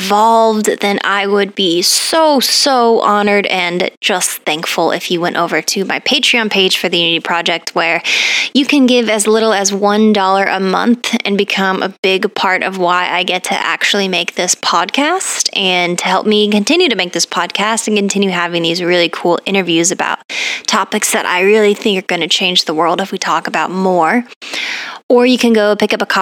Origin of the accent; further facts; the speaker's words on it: Colorado, United States; moved away; I grew up in Colorado